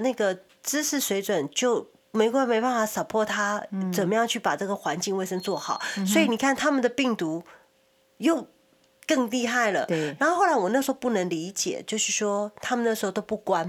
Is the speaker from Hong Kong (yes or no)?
no; Taiwan; now in Los Angeles, United States; 因为我台湾是我们本身呃我们的家乡嘛。